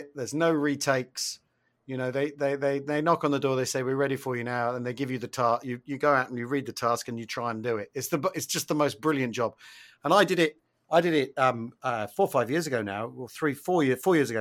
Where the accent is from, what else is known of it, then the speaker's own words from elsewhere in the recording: United Kingdom; being British